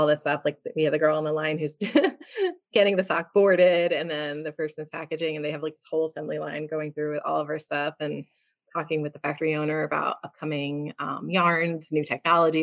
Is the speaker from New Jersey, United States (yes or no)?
yes; New Jersey, United States; I come from Jersey